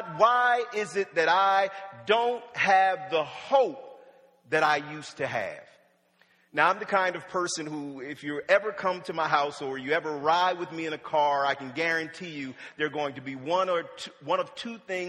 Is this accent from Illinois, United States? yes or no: no; Wilmington, Delaware, United States; also born or lived in Norfolk, Virginia; I was born in Norfolk, Virginia, and my parents moved to Wilmington, Delaware when I was about 5